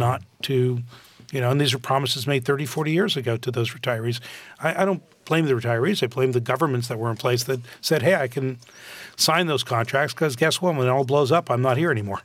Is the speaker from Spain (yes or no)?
no; Canada; moved away as an adult; now in United States; When I grew up in Canada